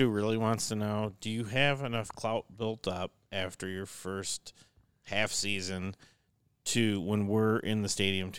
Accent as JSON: {"language": "English", "region": "Minnesota", "country": "United States", "said": "I'm from Minnesota."}